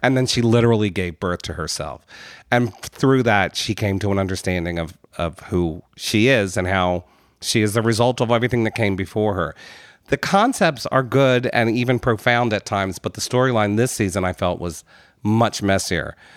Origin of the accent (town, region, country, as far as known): United States